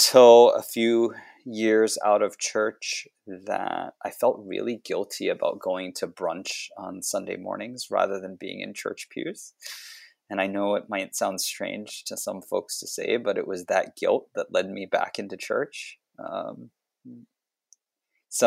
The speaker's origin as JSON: {"language": "English", "country": "United States", "tie": "born or raised there", "said": "I come from a Hong Kong Chinese family. I grew up in the U.S."}